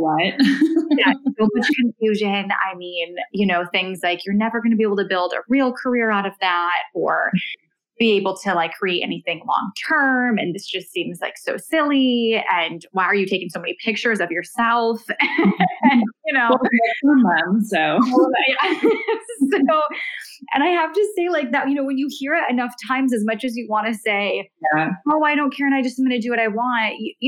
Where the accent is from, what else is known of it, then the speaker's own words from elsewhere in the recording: Michigan, United States; moved away as an adult; also born or lived in California; now in Los Angeles, United States; I did all of, you know, my schooling in Michigan, and I was raised in Michigan with my mom and my siblings